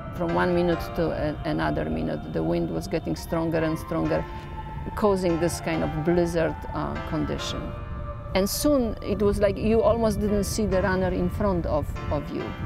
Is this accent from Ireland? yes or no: no; Poland; English is a second language; moved away as an adult; now in New York, United States; I am originally from Poland. I live in New York since 1990